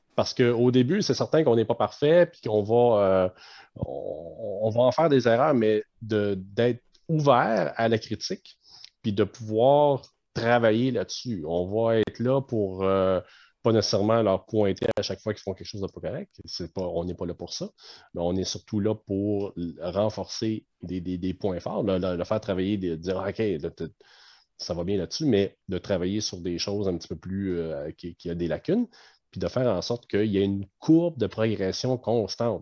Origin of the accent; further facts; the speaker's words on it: Canada; en tant que Canadien